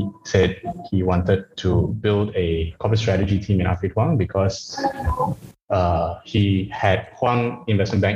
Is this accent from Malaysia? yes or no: yes; Malaysia; moved away; also born or lived in Australia; I'm not Chinese, I'm Malaysian